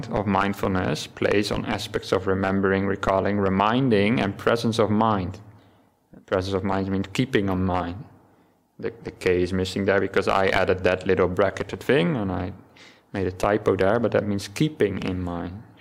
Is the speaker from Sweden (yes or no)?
no; Netherlands; first language Dutch; English is a second language; maybe just me not being native English, but in Dutch, which is my native language, we don't have the word mindfulness.